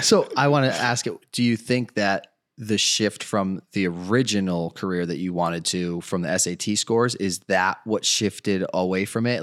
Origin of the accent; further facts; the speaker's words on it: Colchester, Connecticut, United States; I ended up staying in Colchester